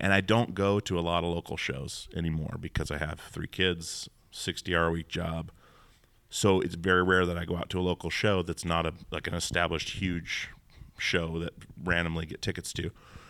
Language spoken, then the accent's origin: English; Alaska, United States; I'm from Alaska, And we do not say it that way.